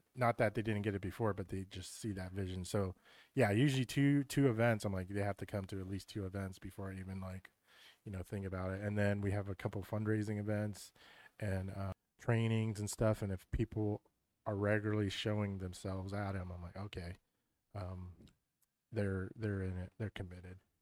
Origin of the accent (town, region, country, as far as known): York, Pennsylvania, United States; born or raised there